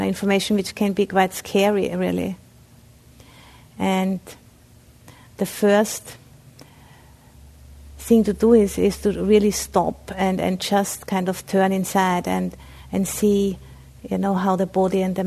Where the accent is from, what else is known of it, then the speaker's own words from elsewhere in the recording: Austria; English is a second language; moved away; I'm originally from Austria, so I have a bit of an accent.